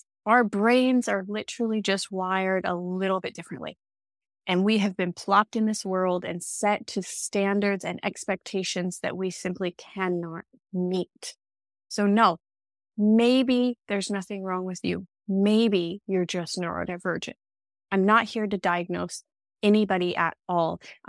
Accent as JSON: {"language": "English", "country": "United States", "accent": "American", "moved": "as an adult", "lives_now": "Australia", "said": "you may hear, I have an American accent, but I refer to living in Australia. Well, that's because I am originally from America. I've lived in Australia for 10 years."}